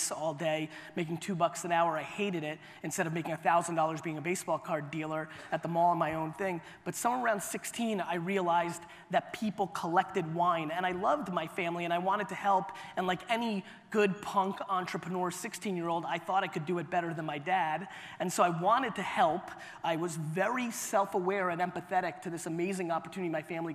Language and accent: English; New York City, New York, United States; also born or lived in Soviet Union / Clark, New Jersey; I was born in the Soviet Union. I came to the US when I was 3. We were ridiculously poor. My family lived in a studio apartment in Queens, New York